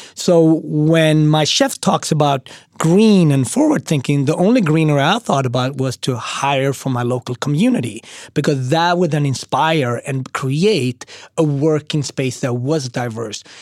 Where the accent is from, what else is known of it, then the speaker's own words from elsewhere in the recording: Sweden; moved away as an adult; also born or lived in Switzerland / Austria / Japan; now in New York City, United States; I mean, I grew up in Sweden, and then I lived for two years in Switzerland